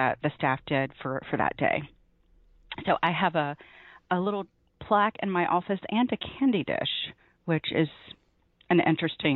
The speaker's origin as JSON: {"language": "English", "town": "Memphis", "region": "Tennessee", "country": "United States", "tie": "born or raised there", "also_born_or_lived": "New Jersey", "moved": "as an adult", "said": "I grew up in Memphis and started reporting in Tennessee"}